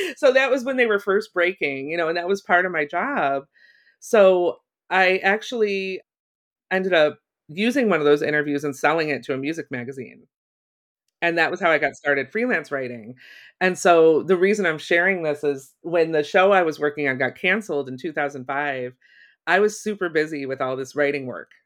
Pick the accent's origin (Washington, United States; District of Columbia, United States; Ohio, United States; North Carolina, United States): Ohio, United States; moved away as an adult; also born or lived in Chicago; I grew up in Ohio